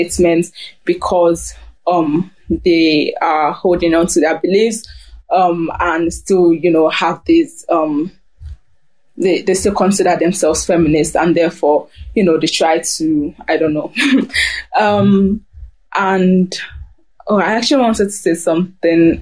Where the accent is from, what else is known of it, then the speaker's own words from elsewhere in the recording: Germany; I grew up in Germany